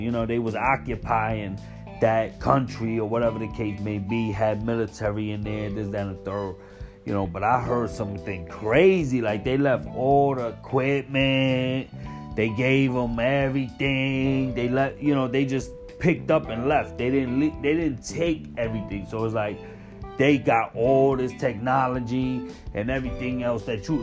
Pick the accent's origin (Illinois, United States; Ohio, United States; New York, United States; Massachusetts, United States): New York, United States; New York City; being a New Yorker, being here when the towers hit, being in Manhattan when they hit. I was in Manhattan in school, in high school